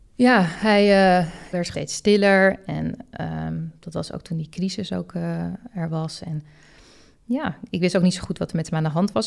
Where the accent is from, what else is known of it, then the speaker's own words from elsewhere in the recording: Het Gooi, North Holland, Netherlands; En ik kom zelf uit Gooi